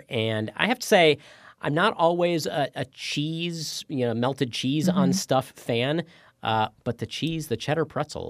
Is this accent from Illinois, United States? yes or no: no; Maryland, United States; I grew up not that far away from Philadelphia in Maryland